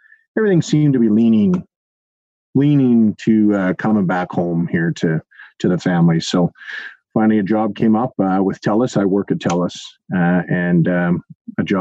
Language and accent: English; Duncan, British Columbia, Canada; moved away as an adult; also born or lived in Edmonton, Alberta; from Duncan, born and raised in Duncan